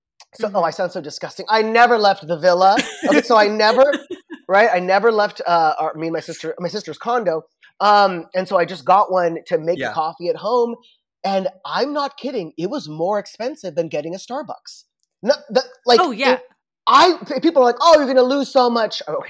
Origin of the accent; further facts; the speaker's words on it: Orange County, California, United States; I grew up in Orange County, so drag wasn't a huge thing there when I was growing up